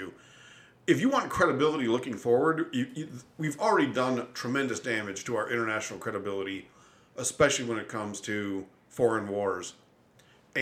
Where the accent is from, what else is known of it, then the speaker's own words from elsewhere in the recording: United States; as an American